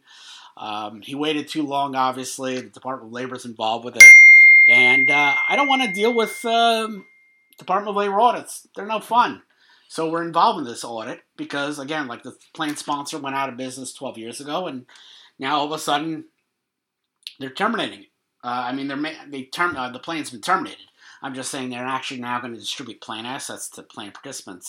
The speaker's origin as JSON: {"language": "English", "region": "New York", "country": "United States", "moved": "yes", "said": "I'm from New York"}